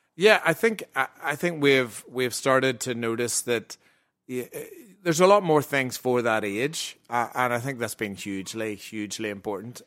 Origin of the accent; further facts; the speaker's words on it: Ireland; we're Irish